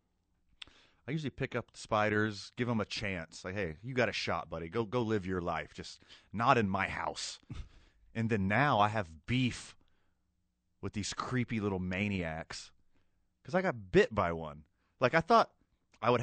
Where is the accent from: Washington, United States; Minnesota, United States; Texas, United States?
Texas, United States; Texas City; now in Albuquerque, United States; I grew up on the Gulf Coast of Texas